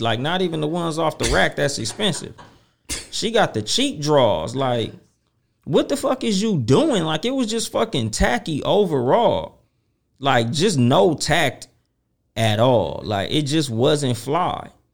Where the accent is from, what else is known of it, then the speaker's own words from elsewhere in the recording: Compton, California, United States; I'm from Compton